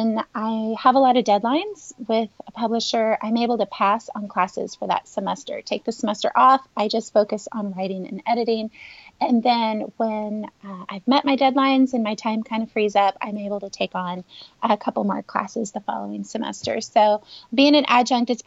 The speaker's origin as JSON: {"language": "English", "region": "Northern California", "country": "United States", "tie": "born or raised there", "also_born_or_lived": "Los Angeles County, California", "said": "I have pretty much been born and raised in California my whole life, but my younger years were in Northern California, and I moved to Southern California when I was 23"}